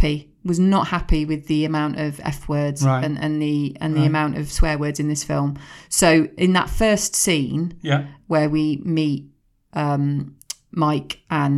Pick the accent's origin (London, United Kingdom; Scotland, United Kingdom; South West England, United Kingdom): South West England, United Kingdom; Swindon; Growing up in Swindon, we had clubs, we had revolving bars, we had it all.